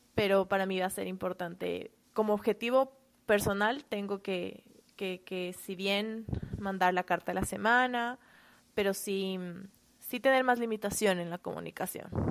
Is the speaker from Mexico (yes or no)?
no; Quito, Pichincha, Ecuador; moved away as an adult; now in United States; soy de Quito, Ecuador